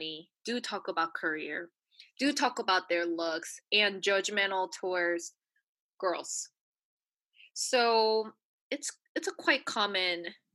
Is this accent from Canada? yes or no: no; New Zealand; moved away; also born or lived in United States / South Korea; I was brought up in New Zealand and I lived in the States